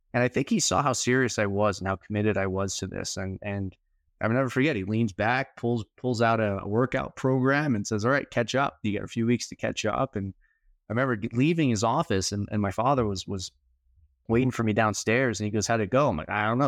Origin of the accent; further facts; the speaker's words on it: New York City, New York, United States; Born and raised in New York City